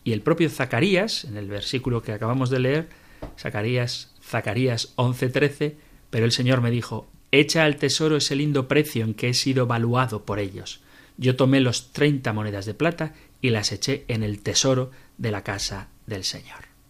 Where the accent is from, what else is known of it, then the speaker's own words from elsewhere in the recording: San Sebastián, Basque Country, Spain; San Sebastián, mi tierra natal